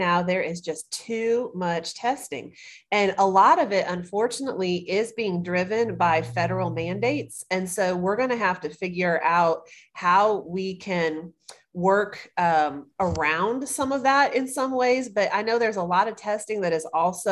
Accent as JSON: {"language": "English", "town": "Greenville", "region": "South Carolina", "country": "United States", "lives_now": "Columbia, United States", "said": "I am originally from Greenville, South Carolina. I live in Columbia now"}